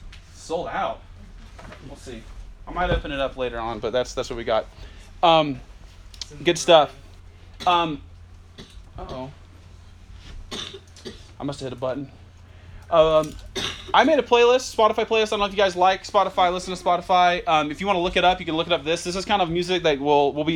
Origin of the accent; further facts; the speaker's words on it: Kennesaw, Georgia, United States; moved away as an adult; also born or lived in Macon, Georgia / Jackson, Mississippi; now in St. Louis, United States; I'm originally from Georgia, some of Georgia folks. I'm from Kennesaw, grew up in Kennesaw